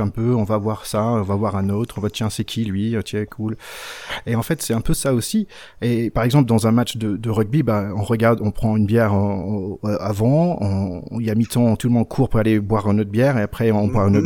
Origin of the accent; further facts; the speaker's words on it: Gainesville, Florida, United States; accent: North Carolina; French is a second language; moved away as an adult; also born or lived in San Francisco, California / Chapel Hill, North Carolina / South Carolina; now in France; J'étais à Floride avant et jusqu'à l'âge de 15 ans et après euh, Caroline du Nord avec un petit passage en Caroline